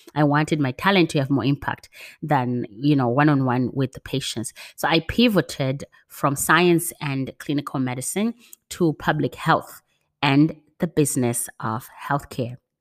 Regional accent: Zimbabwe; my passion for working in healthcare comes from growing up in Zimbabwe as part of the H I V AIDS generation.

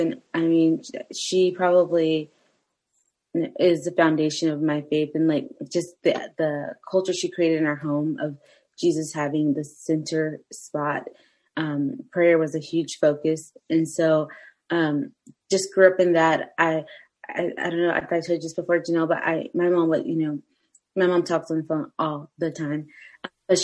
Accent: Southern Arizona, United States; moved away; also born or lived in Spain; I'm from Arizona, Southern Arizona.

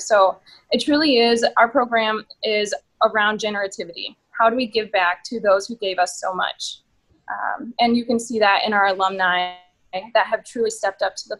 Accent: Forest City, Iowa, United States; also born or lived in Mason City, Iowa; In a little rec pool in Forest City, Iowa. So to give you a little bit of context of my hometown, it has 4,000 people, has 4 stoplights, 6 restaurants.

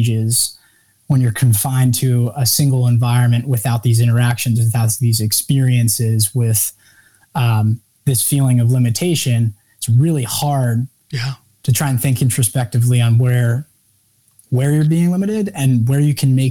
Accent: Westchester, New York, United States; I was born and raised in New York, Westchester, New York, and just north of the city.

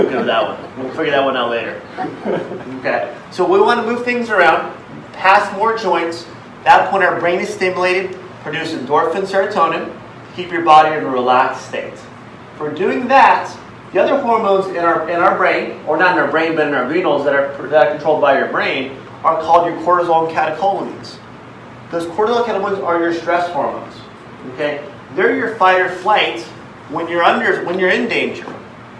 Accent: Philippines; I'm Filipino, but I'm doing martial arts.

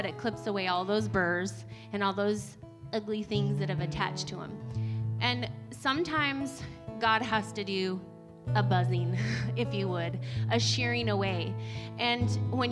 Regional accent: United States; moved away; where I grew up in Oregon, Idaho, we had sand burrs

